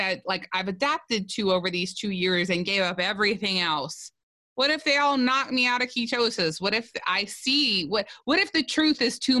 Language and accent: English; South Louisiana, United States; I'm from South Louisiana